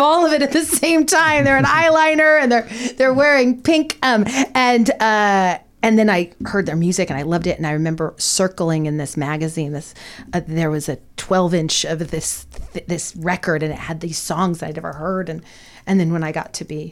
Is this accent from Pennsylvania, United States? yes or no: no; Porterville, California, United States; I grew up in Porterville, California, which is in the Central Valley